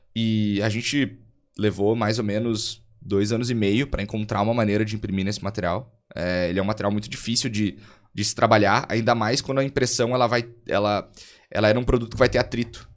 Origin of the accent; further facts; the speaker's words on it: Montenegro, Rio Grande do Sul, Brazil; sou eu aqui de Montenegro, é uma cidade de 70 mil habitantes, mais ou menos, aqui no, no interior do Rio Grande do Sul